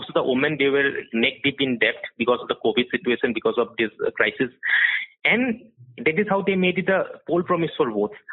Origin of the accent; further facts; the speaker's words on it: Guwahati, Assam, India; I am from Guwahati. I've been a journalist out here reporting for, for the past almost 12 years.